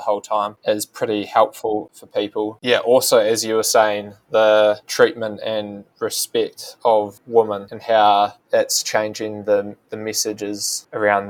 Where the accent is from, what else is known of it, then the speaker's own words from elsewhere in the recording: New Zealand; As a Kiwi bloke myself, you know, someone who's grown up with cultural sort of ingrained ideas around masculinity